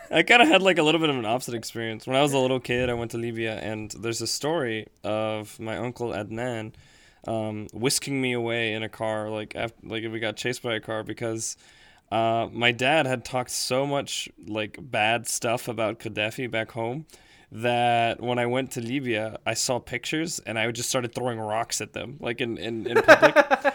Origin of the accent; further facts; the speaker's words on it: United States; I was born in the States and grew up in the States for the most part